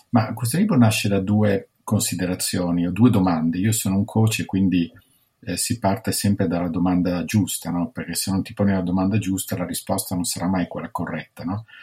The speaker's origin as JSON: {"language": "Italian", "town": "Milan", "region": "Lombardy", "country": "Italy", "also_born_or_lived": "London / New York / Washington DC", "said": "io sono di Milano, studio dietro a Bocconi, poi ho lavorato nel settore privato alla Citibank a Milano, a Londra, a New York, poi sono andato alla Banca Mondiale a Washington DC"}